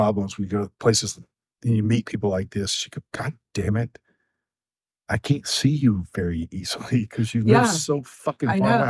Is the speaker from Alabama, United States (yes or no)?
yes; Alabama, United States; growing up in Alabama